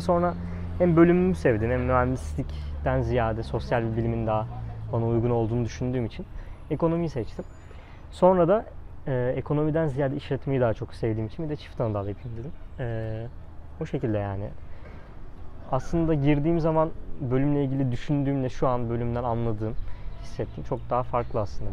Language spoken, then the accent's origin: Turkish; Zonguldak, Turkey; moved away as an adult; now in Istanbul, Turkey; ben Zonguldak Fen mezunuyum